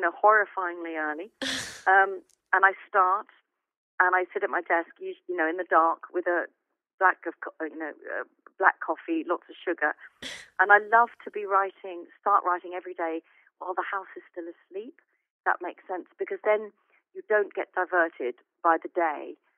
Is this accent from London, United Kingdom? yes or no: no; Chichester, South East England, United Kingdom; my hometown of Chichester